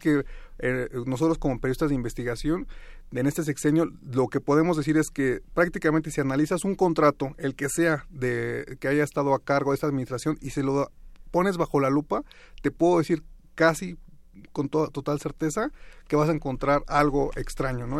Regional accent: Toluca, State of Mexico, Mexico; yo soy de Toluca

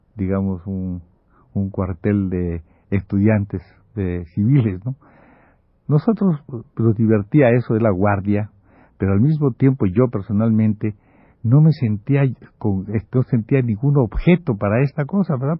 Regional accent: Campeche, Mexico; yo regresara a mi pueblo, yo regresara a Campeche

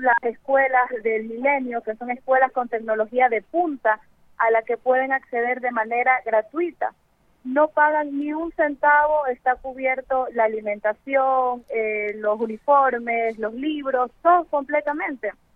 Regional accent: Ecuador; Yo como ecuatoriana

